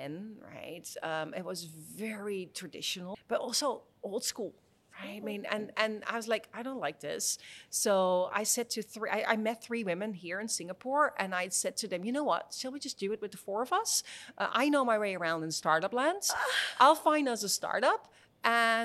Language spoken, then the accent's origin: English; Netherlands; moved away as an adult; also born or lived in San Francisco, United States; I was born in the Netherlands